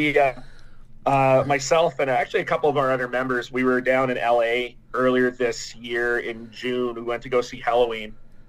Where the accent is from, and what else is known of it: Canada